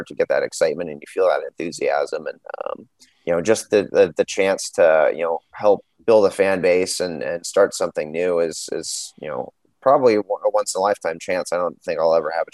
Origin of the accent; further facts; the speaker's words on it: San Jose, California, United States; moved away as an adult; also born or lived in Washington, D.C.; now in Seattle, United States; my hometown team again in San Jose